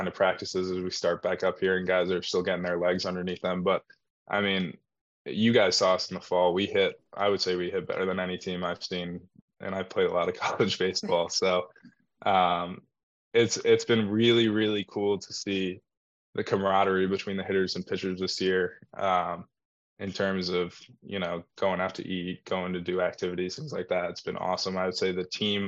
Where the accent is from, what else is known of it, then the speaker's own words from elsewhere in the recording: New York, United States; moved away as an adult; I'm from New York